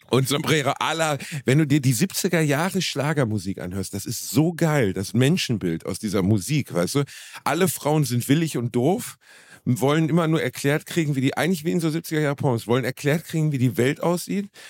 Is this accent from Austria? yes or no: no; Germany; ich bin Deutscher